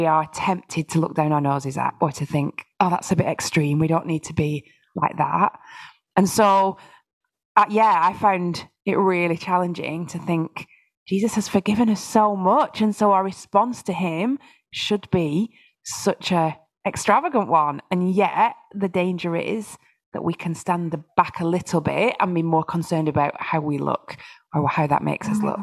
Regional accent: United Kingdom; I really could see how easy it is as British people

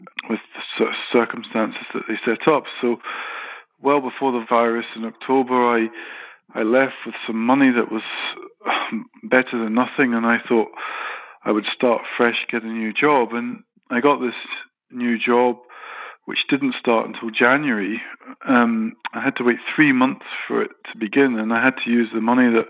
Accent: Glasgow, Scotland, United Kingdom; I'm qualified British Scottish architect

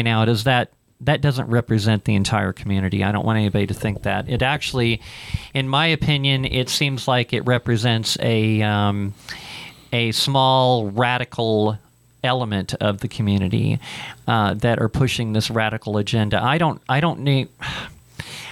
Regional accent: Ohio, United States; moved away; I grew up in Ohio

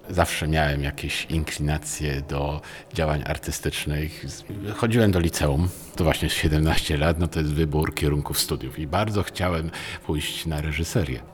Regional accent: Poznań, Greater Poland, Poland; also born or lived in Kraków; jako poznaniak

